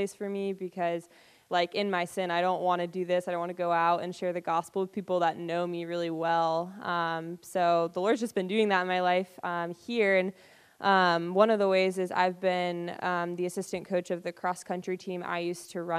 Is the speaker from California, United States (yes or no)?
no; Burlington, Vermont, United States; moved away as an adult; also born or lived in North Carolina; I grew up in Vermont in like the Burlington and Essex area